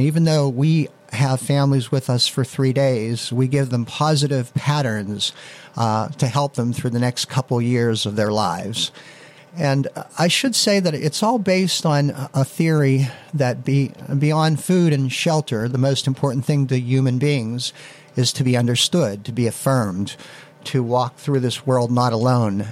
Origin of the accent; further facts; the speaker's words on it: Leechburg, Pennsylvania, United States; also born or lived in Beaver Falls; it was back in my hometown. I was working in uh, Beaver Falls at the time, and it was a way to get back in at to Leechburg